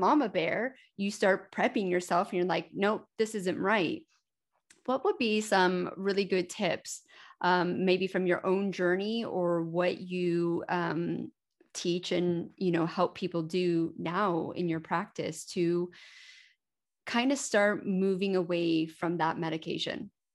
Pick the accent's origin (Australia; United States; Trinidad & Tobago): United States; moved away; also born or lived in Denver, Colorado / United Kingdom; I spent almost fourteen years in the United Kingdom, and I grew up in America. I was actually born in Denver